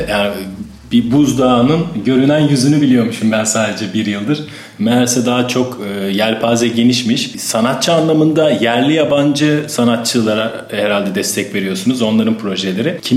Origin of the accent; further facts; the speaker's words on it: Izmir, Turkey; 74 doğumluyum ben. Aa, çok gençsiniz daha. İzmirliyim.